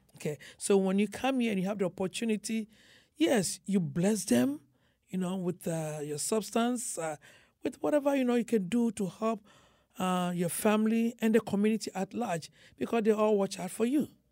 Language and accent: English; Ghana; now in United States